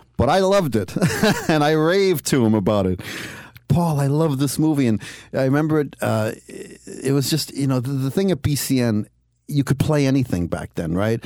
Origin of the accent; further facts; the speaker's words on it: Cambridge, Massachusetts, United States; I was born and raised in Cambridge, Massachusetts